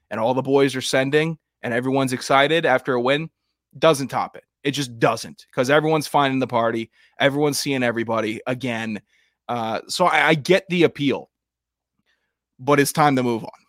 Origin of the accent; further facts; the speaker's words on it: Florida, United States; I'm gonna play football longer than you because I'm from Florida and this is what we were raised on.